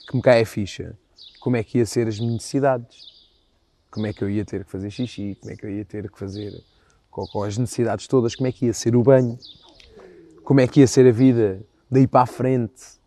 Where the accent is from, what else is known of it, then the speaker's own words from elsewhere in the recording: Moita, Setúbal, Portugal; do grupo Focados do Presidente da Moita, uh, que é o grupo da minha terra